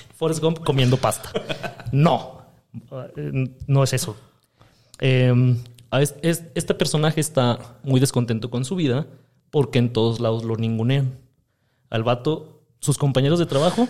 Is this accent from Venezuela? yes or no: no; Monterrey, Nuevo León, Mexico; yo nací en Monterrey, Nuevo León, Texas